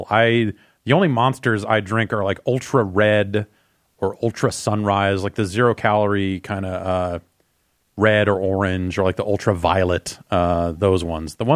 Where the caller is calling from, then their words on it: Seattle, Washington, United States; from Seattle.